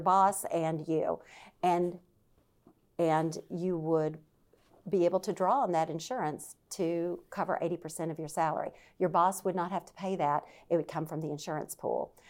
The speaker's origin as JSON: {"language": "English", "region": "Deep South", "country": "United States", "moved": "yes", "lives_now": "Virginia, United States", "said": "I'm from the Deep South. I grew up around guns."}